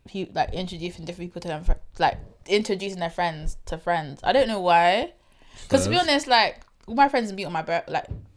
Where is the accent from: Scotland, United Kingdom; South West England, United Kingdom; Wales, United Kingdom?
South West England, United Kingdom; Bristol; I'm from Bristol, I really did have a very cultured upbringing. You get, people think that I'll be like whitewashed or something because I'm not from London or Birmingham.